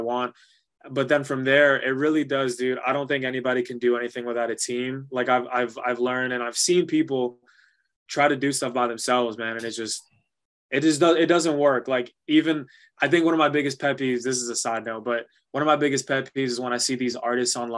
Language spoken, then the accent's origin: English; New York, United States; first language Spanish; English is a second language; Growing up in New York, like I loved it and I never got rid of it